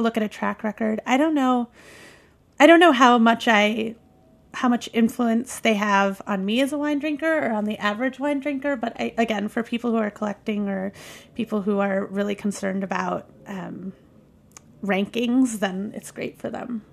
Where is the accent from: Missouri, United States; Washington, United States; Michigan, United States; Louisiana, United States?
Michigan, United States; I grew up in Michigan